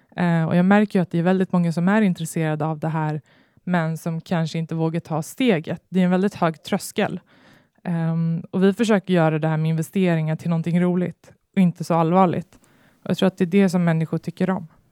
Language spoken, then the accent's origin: Swedish; Botkyrka, Stockholm County, Sweden; jag växte upp i Stockholmsförorten Fittja